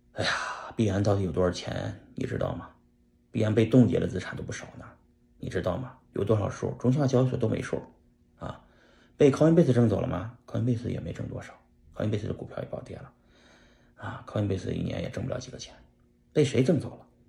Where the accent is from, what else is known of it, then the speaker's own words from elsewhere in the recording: China; 我们中国人